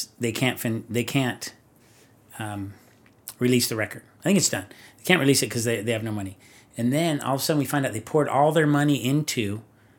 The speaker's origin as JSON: {"language": "English", "area": "Orange County", "region": "California", "country": "United States", "said": "I'm from Orange County."}